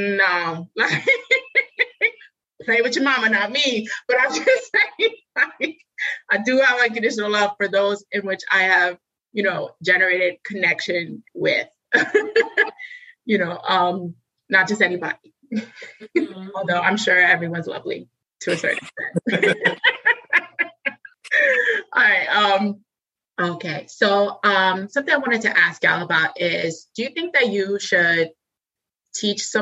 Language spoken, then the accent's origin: English; New York, United States; we're all from New York